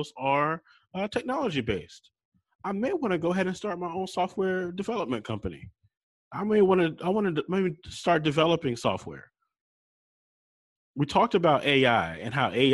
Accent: Charlotte, North Carolina, United States; I'm from Charlotte, North Carolina

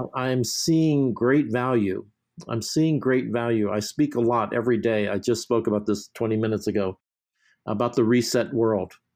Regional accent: New York, United States; moved away; I'm from New York

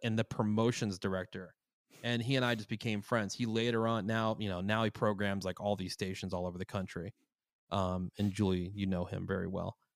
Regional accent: Plainsboro, New Jersey, United States; now in Los Angeles, United States; my hometown of Plainsboro, New Jersey

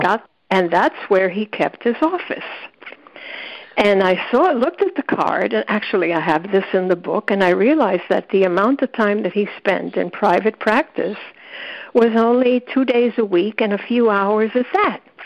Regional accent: New York City, New York, United States; as a kid growing up in the South Bronx

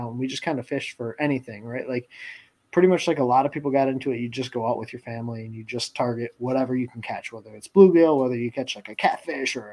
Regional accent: Michigan, United States; I'm from Michigan

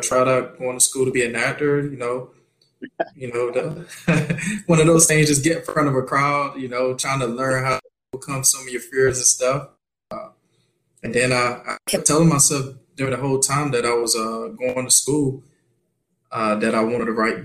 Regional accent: North Florida, United States; moved away as an adult; also born or lived in San Diego, California; now in California, United States; So I'm originally from North Florida, a little small town called Kerrville, Florida, which is close to the outskirts of Panama City. Grew up there my whole life

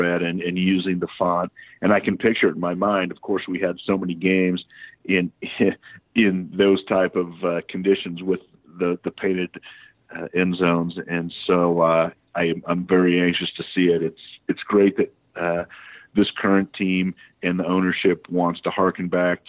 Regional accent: Bay Area, California, United States; I grew up in the Bay Area

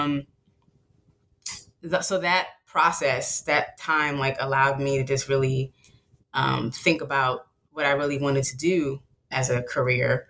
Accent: Silver Spring, Maryland, United States; I grew up on the East Coast. I'm from Silver Spring, Maryland, which is a suburb outside of DC

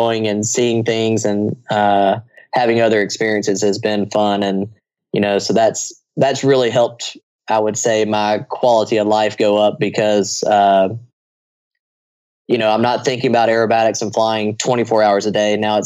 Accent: United States; I'm an American

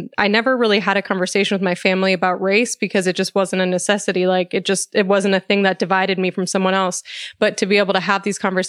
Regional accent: Colorado, United States; Growing up in Colorado, I really didn't see it a lot in Colorado.

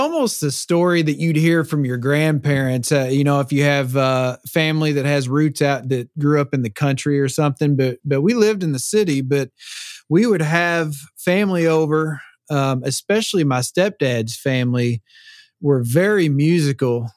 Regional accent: Louisville, Kentucky, United States; moved away as an adult; now in Nashville, United States; I'm from Louisville, Kentucky. Yep. That's where my roots are, man.

